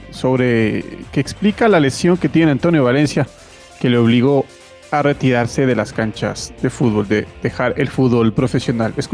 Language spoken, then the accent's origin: Spanish; Ecuador; also born or lived in Europe; now in Mexico; mi gente, en Ecuador, en mi pueblo. Espero que, que lo hayan disfrutado todo ese tiempo que yo estuve en Europa y ahora aquí en México.